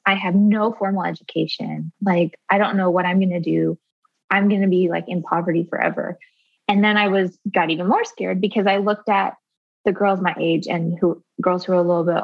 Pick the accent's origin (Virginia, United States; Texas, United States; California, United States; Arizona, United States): Arizona, United States; rural; I grew up in rural Arizona, and I was homeschooled by my mom